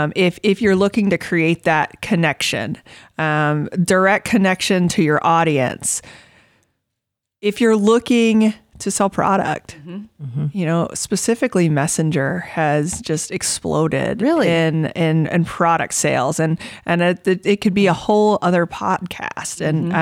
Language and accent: English; Florida, United States; now in Manhattan, United States; I'm originally from Florida and moved to Manhattan, Kansas.